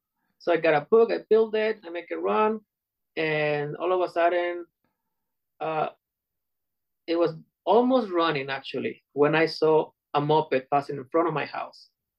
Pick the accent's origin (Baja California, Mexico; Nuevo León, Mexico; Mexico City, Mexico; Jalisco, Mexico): Jalisco, Mexico; Puerto Vallarta; now in United States; Puerto Vallarta, Mexico.